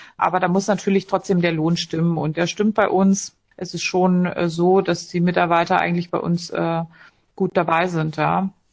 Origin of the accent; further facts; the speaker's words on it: Dessau, Saxony-Anhalt, Germany; moved away as an adult; also born or lived in Munich; Dessau ist meine Heimatstadt